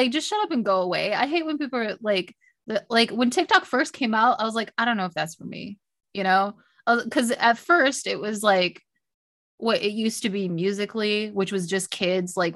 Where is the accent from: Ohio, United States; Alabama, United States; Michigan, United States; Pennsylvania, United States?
Michigan, United States; near Detroit; I grew up near Detroit